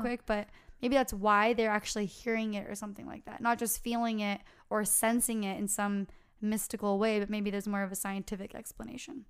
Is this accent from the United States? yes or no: yes; California, United States; we're from California